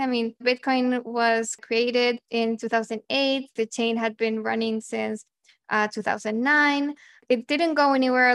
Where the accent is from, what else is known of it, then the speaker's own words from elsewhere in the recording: Chile; moved away as an adult; also born or lived in Argentina; growing up in Chile